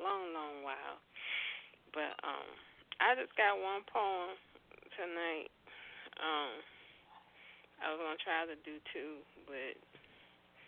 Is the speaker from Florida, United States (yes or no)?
no; Roanoke, Virginia, United States; my hometown in Roanoke